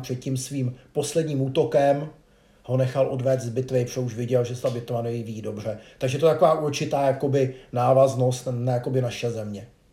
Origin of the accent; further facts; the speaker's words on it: Czechia; jako Češi